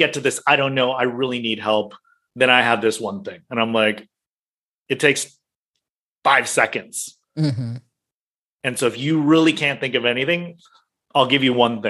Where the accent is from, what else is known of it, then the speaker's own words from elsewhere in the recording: United States; moved away as an adult; now in Hong Kong, China; I was born and raised in the US, I spent a lot of time in the US